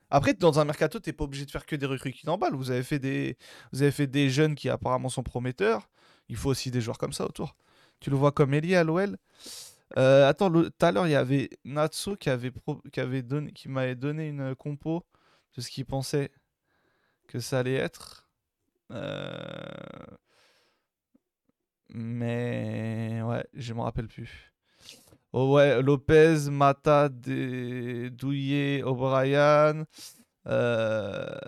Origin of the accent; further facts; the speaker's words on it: Marseille, Provence-Alpes-Côte d'Azur, France; Moi, j'aurais pas pris ce pari en tant que Marseillais.